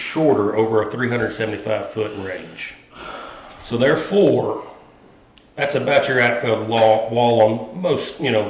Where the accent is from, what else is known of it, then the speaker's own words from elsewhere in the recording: Atlanta, Georgia, United States; Well, I grew up in Atlanta.